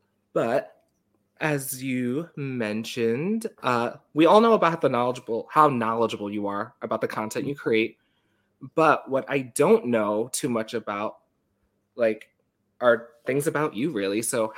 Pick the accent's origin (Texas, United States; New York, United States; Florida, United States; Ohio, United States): New York, United States; Long Island; moved away as an adult; now in Washington DC area, United States; I grew up on Long Island right next to, like, JFK.